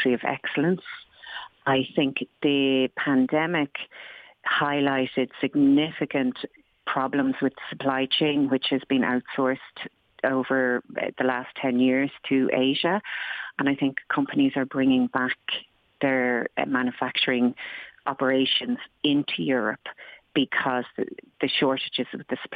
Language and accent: English; Ireland